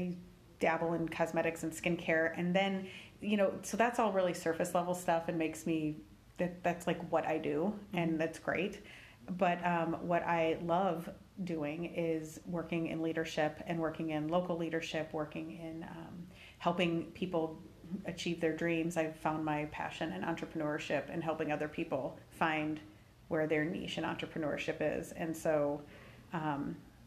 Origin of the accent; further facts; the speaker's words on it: Independence, Iowa, United States; I grew up in Buchanan County, I like to say, but the Winthrop and Independence area specifically of Iowa.